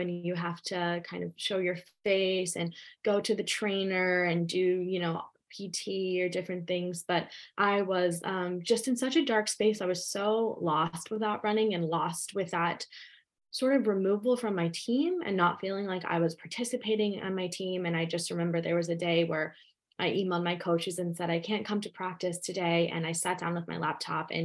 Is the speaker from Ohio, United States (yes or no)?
yes; Ohio, United States; also born or lived in West Virginia; I was born in West Virginia and raised in Ohio